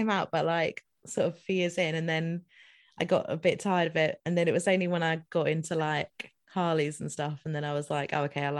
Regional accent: Dundee, Scotland, United Kingdom; moved away; also born or lived in Stowmarket, Suffolk; Well, I'm from Dundee, but I work in Stowmarket, which is just like, I don't know, 10 miles from Hadley.

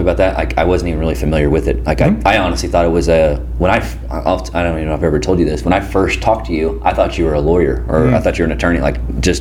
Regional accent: Pleasant Hill, Missouri, United States; I'm from Pleasant Hill

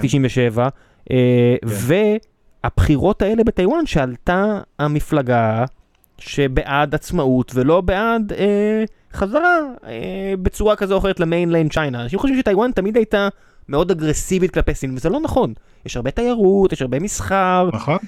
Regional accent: Israel

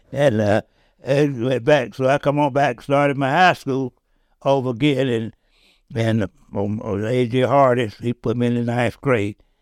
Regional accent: Dickson, Tennessee, United States; I said, "Tennessee."

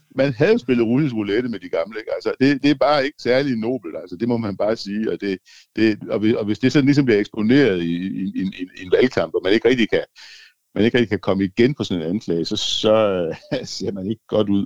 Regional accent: Denmark; jeg er først og fremmest dansker

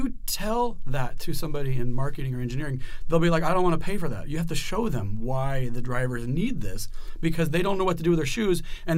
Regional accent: Prescott, Arizona, United States; I grew up in Prescott, Arizona, redneck

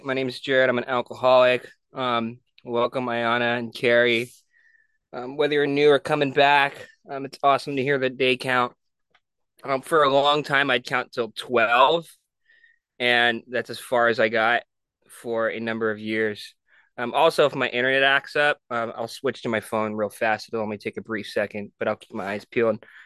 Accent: San Jose, California, United States; also born or lived in Honolulu, Hawaii; I grew up in San Jose

